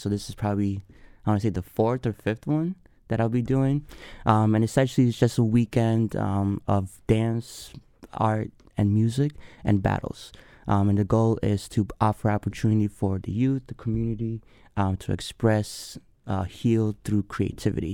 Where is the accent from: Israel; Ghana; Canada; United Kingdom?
Ghana; Accra, Greater Accra; now in Madison, United States; I was born and raised in Accra, Ghana, uh, West Africa. Moved here cool. in 2001. Been in Madison, straight to Madison for the past 20 plus years.